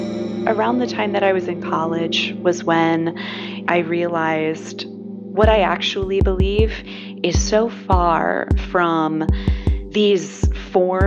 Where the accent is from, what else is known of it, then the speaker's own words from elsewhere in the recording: Pittsburgh, Pennsylvania, United States; I grew up in Pennsylvania, here in Pittsburgh, Pennsylvania, in a fundamentalist evangelical Christian church